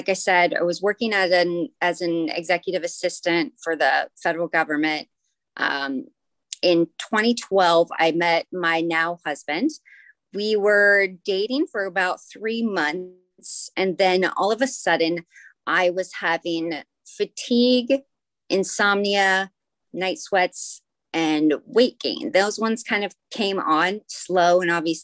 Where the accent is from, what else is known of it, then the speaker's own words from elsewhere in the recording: Anchorage, Alaska, United States; also born or lived in Sydney, Australia; I'm from Anchorage, Alaska. That's where I grew up